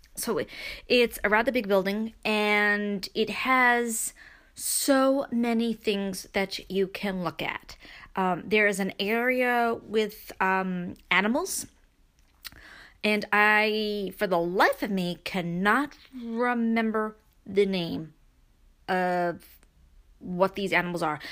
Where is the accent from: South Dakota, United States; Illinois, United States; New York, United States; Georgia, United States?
New York, United States; being a New Yorker